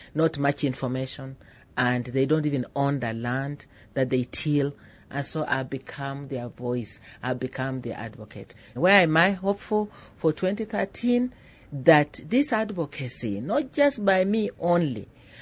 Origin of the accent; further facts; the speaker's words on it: Kenya; I'm from Kenya, a food and nutrition scientist